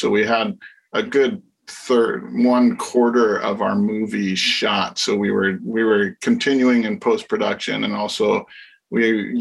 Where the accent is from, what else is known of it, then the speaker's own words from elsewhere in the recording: Hawaii, United States; my friends that I grew up with in the Asian American community in Hawaii